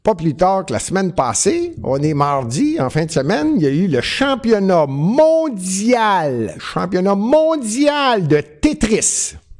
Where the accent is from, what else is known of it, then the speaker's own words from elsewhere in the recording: Montreal, Quebec, Canada; je suis montréalais